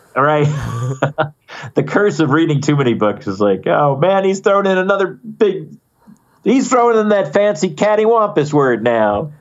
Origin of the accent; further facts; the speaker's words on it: Poughkeepsie, New York, United States; growing up in Poughkeepsie